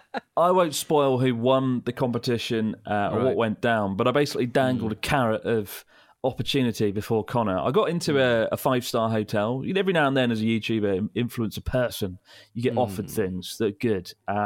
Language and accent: English; United Kingdom; as a British person